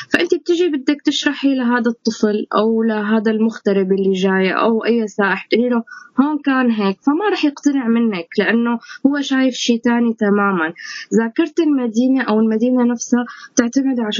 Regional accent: Syria; مثل وضعنا نحن كسوريين انتمائنا لسوريتنا

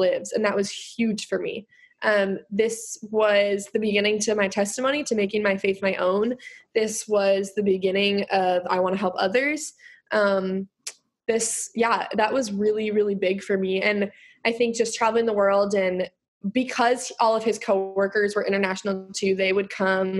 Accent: Minnesota, United States; I'm from Minnesota

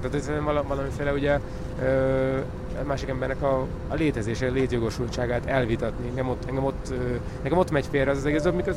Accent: Hungary; magyar, magyarként, vagy ugye magyarországi háttérrel

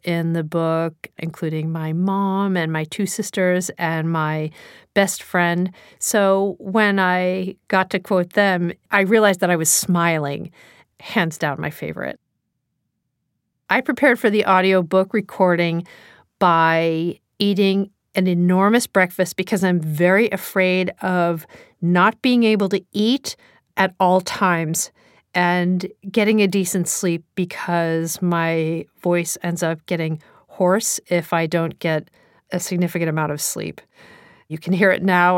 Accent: New Jersey, United States; accent: New Jersey; my New Jersey accent

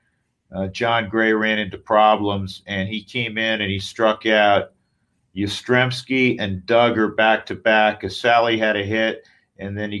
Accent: Westchester County, New York, United States; I was from Westchester County

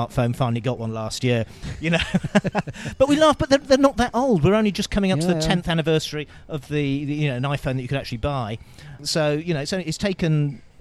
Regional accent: United Kingdom; now in Bulgaria; I'm British

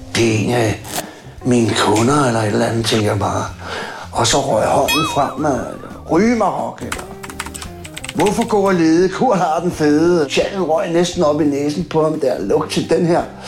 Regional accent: Copenhagen, Capital Region of Denmark, Denmark; Jeg kommer fra Christiania. Jeg boede derude i 20 år

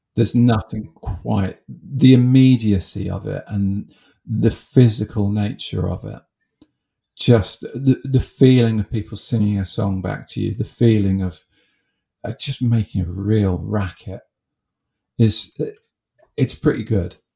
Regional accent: Haywards Heath, South East England, United Kingdom; I grew up in in Haywards Heath

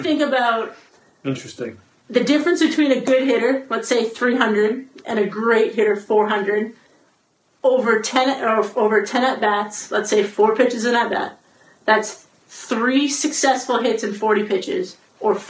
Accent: Canada; Stayed in softball my whole life, growing up in Canada

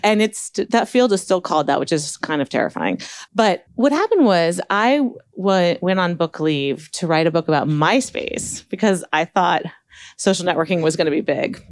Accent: Palo Alto, California, United States; I grew up in Palo Alto and started programming in fifth grade.

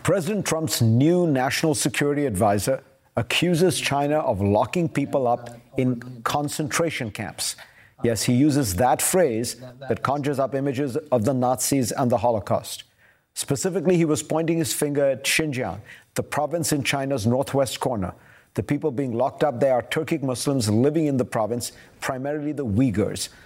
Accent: India; moved away; My country of origin is the world's largest democracy

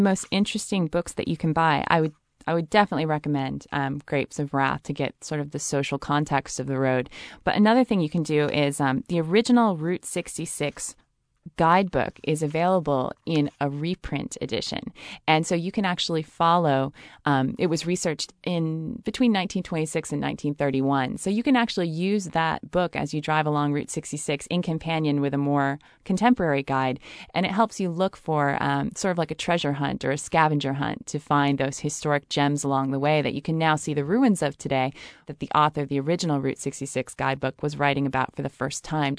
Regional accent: Chicago, Illinois, United States; also born or lived in Los Angeles; I was living in Los Angeles at the time, and I'm from Chicago.

